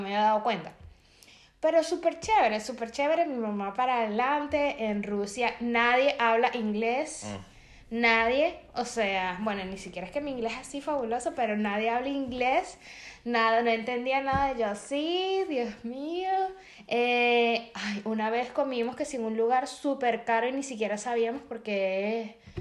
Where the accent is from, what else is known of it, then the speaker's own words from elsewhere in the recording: Venezuela; moved away; yo soy de Venezuela